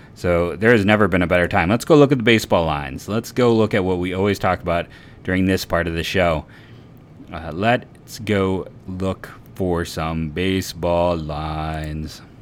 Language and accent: English; Copley, Ohio, United States; I am from Copley